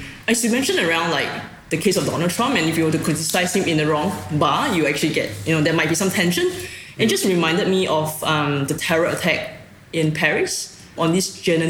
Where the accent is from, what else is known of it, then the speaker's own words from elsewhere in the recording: Singapore; now in Australia; I came from Singapore, so I just arrived in Australia 4 years ago